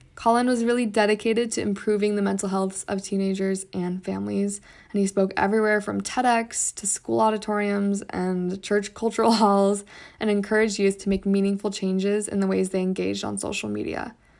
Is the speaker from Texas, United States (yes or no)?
no; Utah, United States; I was born and raised in Utah